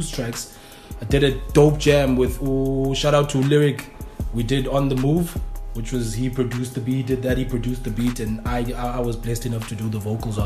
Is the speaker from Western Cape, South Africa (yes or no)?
yes; Cape Town, Western Cape, South Africa; we're from Cape Town, which is the mecca of South African hip hop